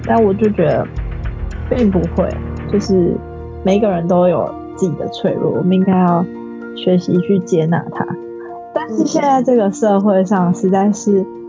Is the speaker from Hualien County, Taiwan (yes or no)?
no; Tainan, Taiwan; moved away as an adult; now in Taipei, Taiwan; 我原本是台南人嘛